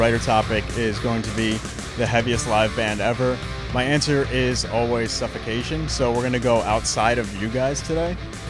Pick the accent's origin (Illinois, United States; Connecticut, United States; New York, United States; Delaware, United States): Connecticut, United States; from Connecticut. I know all about Fate's Warning.